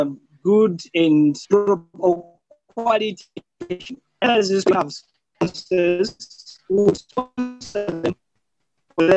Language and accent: English; Zambia; I'm from Zambia